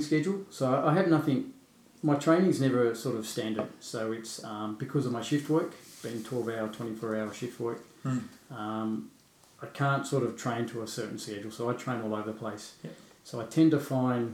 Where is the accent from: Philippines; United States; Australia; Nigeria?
Australia; Blue Mountains, New South Wales; I grew up in the Blue Mountains